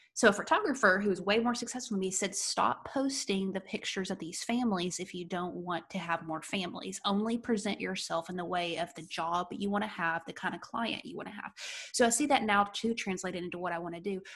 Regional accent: United States; an American entrepreneur

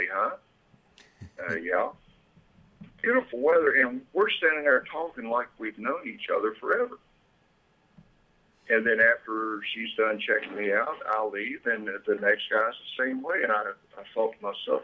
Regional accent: Beckley, West Virginia, United States; moved away as an adult; also born or lived in Germany; now in Cabarrus County, North Carolina, United States; I grew up in West Virginia, about the dead center of West Virginia, a place called Beckley

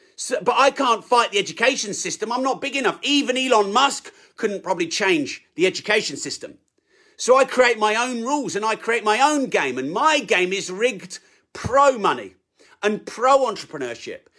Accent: United Kingdom; I'm British

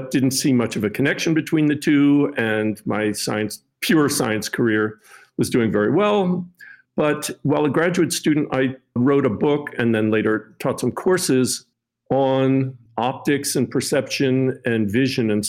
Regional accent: Chevy Chase, Maryland, United States; I grew up in Chevy Chase outside Washington, D.C.

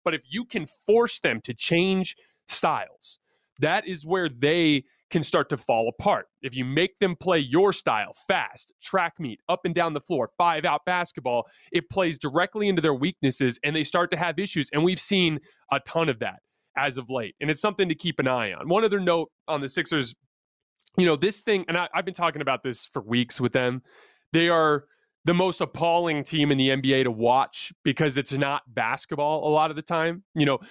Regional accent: Tucson, Arizona, United States; I'm from Tucson

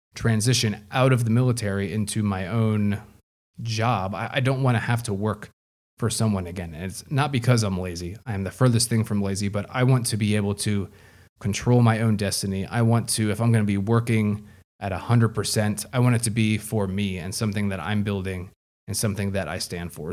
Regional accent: United States; proudly as an American

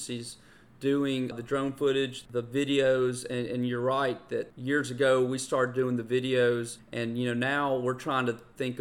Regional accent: Greenville, Mississippi, United States; moved away as an adult; also born or lived in North Carolina; now in Greenville, United States; had the opportunity to move back to my hometown of Greenville, Mississippi from North Carolina.

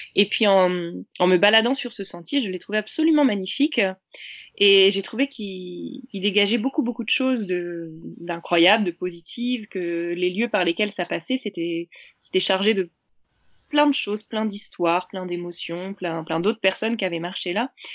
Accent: Normandy, France; je suis de Normandie

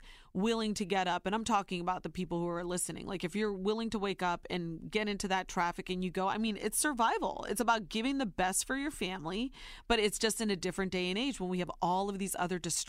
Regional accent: Ohio, United States; now in New York, United States; I call myself a New Yorker now. I'm born and raised in Ohio, but now I truly believe that I am a New Yorker.

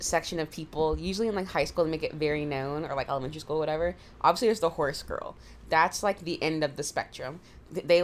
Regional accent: Jacksonville, Florida, United States; I grew up in Jacksonville

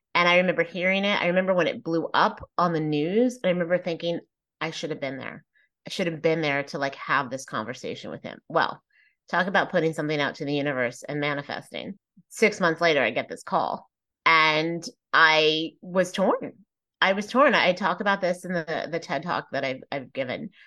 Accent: Plano, Texas, United States; I was raised in Plano, Texas, which at the time was not very diverse.

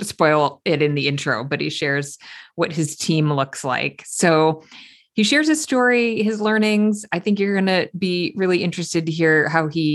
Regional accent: East Coast, United States; now in West Coast, United States; being an East Coaster

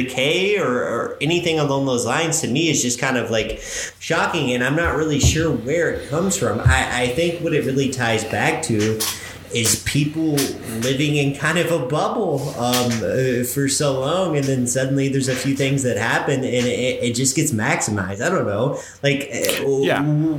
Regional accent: Bardstown, Kentucky, United States; moved away as an adult; now in Louisville, United States; So growing up in Bardstown

